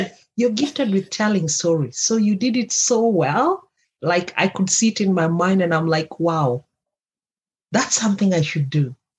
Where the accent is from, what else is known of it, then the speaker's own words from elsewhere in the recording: Kenya; If you don't know where I come from, I come from Kenya.